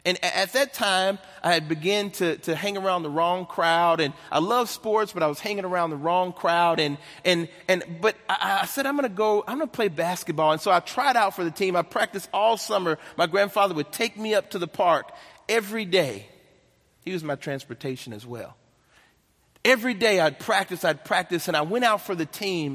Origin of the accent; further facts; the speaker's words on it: Nashville, Tennessee, United States; I'm born and raised in Nashville, Tennessee